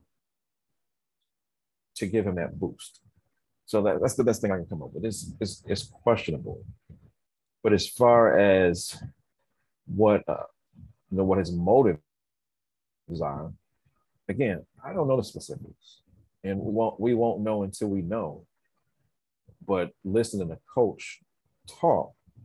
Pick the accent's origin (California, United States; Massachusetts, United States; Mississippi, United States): California, United States; San Diego; I'm an inner city kid. I'm from City Heights.